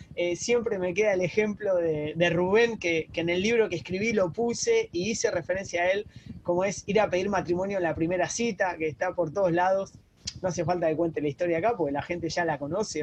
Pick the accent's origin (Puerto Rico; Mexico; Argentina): Argentina; moved away as an adult; also born or lived in Barcelona, Spain; now in Uruguay; te saludo de Uruguay, yo soy argentino